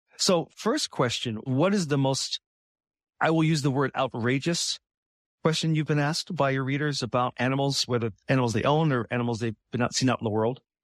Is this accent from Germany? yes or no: no; Midwest, United States; I'm from the Midwest